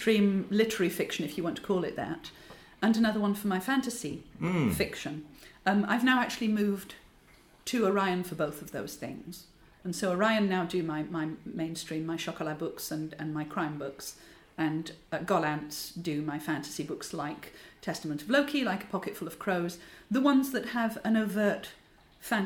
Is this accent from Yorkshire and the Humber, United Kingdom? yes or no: yes; Yorkshire and the Humber, United Kingdom; I'm from Yorkshire